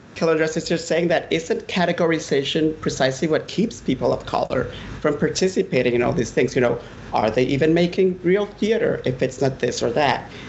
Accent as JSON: {"language": "English", "country": "Honduras", "moved": "as an adult", "lives_now": "United States"}